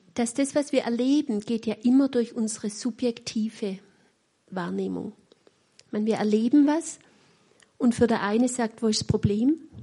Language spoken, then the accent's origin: German; Weinstadt, Baden-Württemberg, Germany; accent: Swabian; Ich spreche ein wunderbares Schwäbisch, weil ich auch in Weinstadt aufgewachsen bin